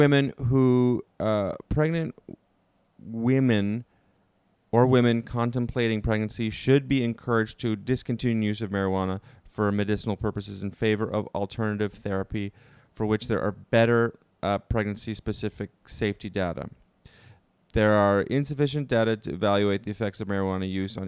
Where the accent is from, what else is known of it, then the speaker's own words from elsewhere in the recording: Ottawa, Ontario, Canada; Ottawa Hospital Research Institute in Canada. That's my hometown